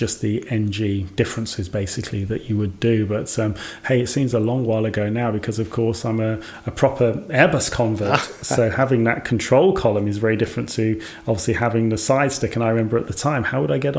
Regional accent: Birmingham, West Midlands, United Kingdom; moved away; also born or lived in Scotland; my hometown, Birmingham.

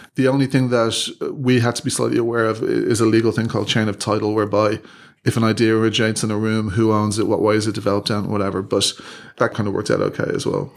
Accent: Ireland; moved away as an adult; when I was growing up in Ireland

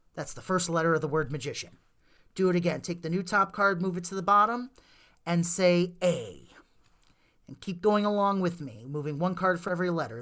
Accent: Wonder Lake, Illinois, United States; we grew up down in Wonder Lake

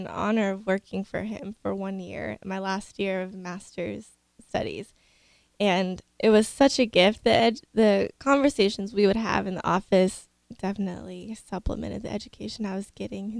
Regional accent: Kennesaw, Georgia, United States; moved away as an adult; also born or lived in Steubenville, Ohio; I'm originally from Kennesaw, Georgia. I went to Kennesaw State University down there for a little while

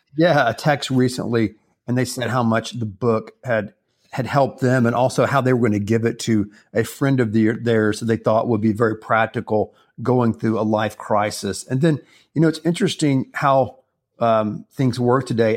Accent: the Carolinas, United States; now in Houston, United States; when I was growing up in the Carolinas when I was a little boy

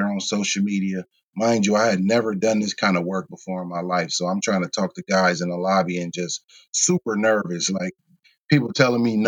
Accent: Kenosha, Wisconsin, United States; I'm from Kenosha.

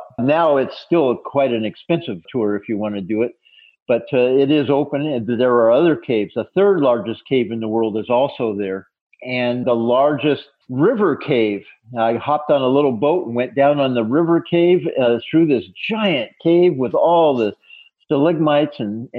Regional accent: Colorado, United States; now in South Carolina, United States; When we first were married, I was from Colorado and she was from Maine.

